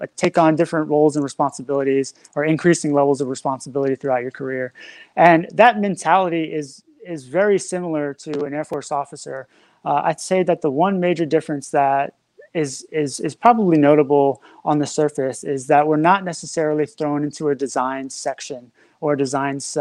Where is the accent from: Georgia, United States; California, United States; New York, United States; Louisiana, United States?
Louisiana, United States; New Orleans; also born or lived in Florida / Ohio / Little Rock, Arkansas; now in Nevada, United States; Originally, I'm from New Orleans, Louisiana